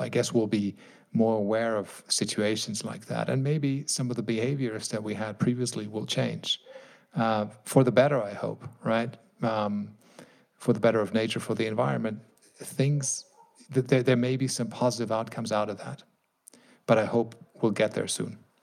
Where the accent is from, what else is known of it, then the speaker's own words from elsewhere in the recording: Germany; my home country here, Germany